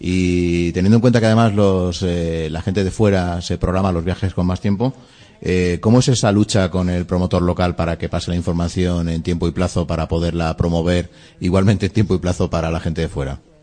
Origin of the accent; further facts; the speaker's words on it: Spain; en un país tan territorialista como el nuestro